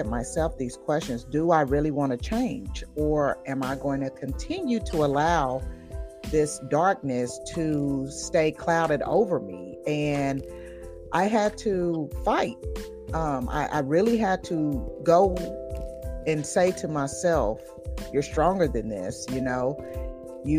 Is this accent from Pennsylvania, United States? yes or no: no; Tulsa, Oklahoma, United States; moved away as an adult; also born or lived in Connecticut; got the hell on out of Tulsa, Oklahoma, which is, I love my home state dearly